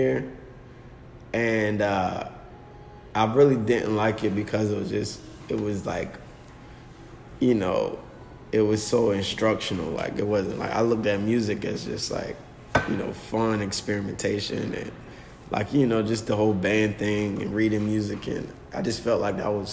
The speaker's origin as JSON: {"language": "English", "town": "Virginia Beach", "region": "Virginia", "country": "United States", "tie": "born or raised there", "said": "I'm from Virginia Beach. It's like born and raised out here"}